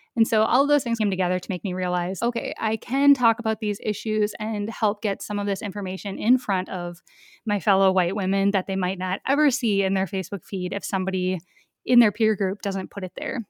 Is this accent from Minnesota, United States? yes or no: yes; rural Minnesota, United States; I grew up in a really rural part of Minnesota. So my hometown has a population of under a thousand people